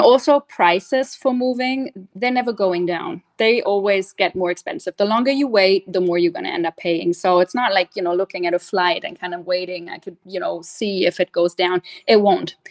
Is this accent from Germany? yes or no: yes; Germany; moved away as an adult; also born or lived in London / Australia; now in Orlando, United States; I grew up in Germany and, funny enough, lived for 19 years in the same house.